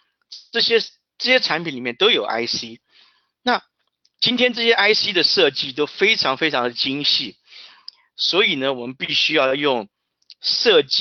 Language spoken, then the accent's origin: Chinese; Taiwan; now in Santa Clara, United States; 我从台湾过来，目前在戏谷 Silicon Valley Santa Clara 的 Crossbar 公司担任资深的 CAD Manager。